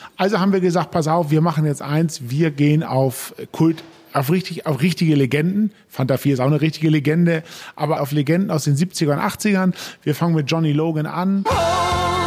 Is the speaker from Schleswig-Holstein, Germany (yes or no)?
yes; Hennstedt, Schleswig-Holstein, Germany; ich habe in Dithmarschen größte Teile meiner, meiner Kindheit in Hennstedt verbracht